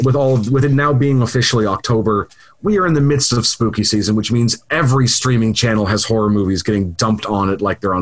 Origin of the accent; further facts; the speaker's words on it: Canada; we are still Canadian